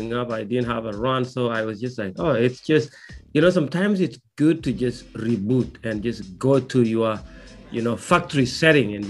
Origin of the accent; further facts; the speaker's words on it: Kenya; moved away; growing up in Kenya